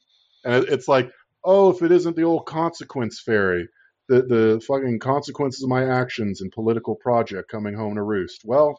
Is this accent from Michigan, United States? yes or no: no; Florida, United States; now in New York, United States; I'm from Florida